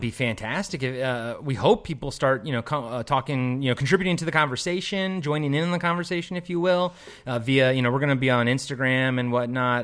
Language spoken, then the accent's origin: English; Maryland, United States; I'm from Maryland, the East Coast